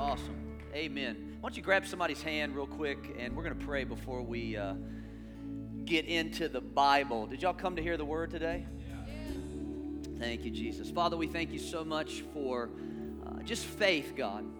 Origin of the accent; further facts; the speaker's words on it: the American South, United States; accent: southern; now in Charlotte, United States; I am from the South